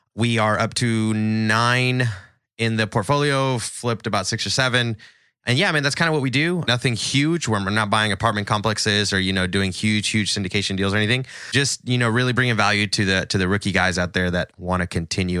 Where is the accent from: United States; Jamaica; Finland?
United States; Nashville, Tennessee; I'm from Nashville, Tennessee